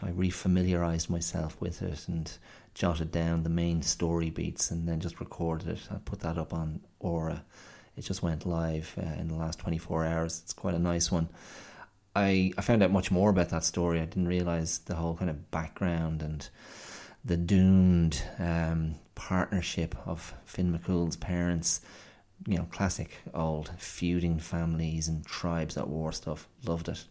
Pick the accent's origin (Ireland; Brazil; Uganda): Ireland; moved away; as an Irish child growing up in the, uh, seventies and eighties.